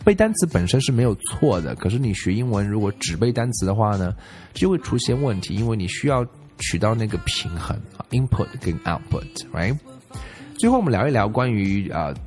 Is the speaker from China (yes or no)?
yes; China; 我们中国人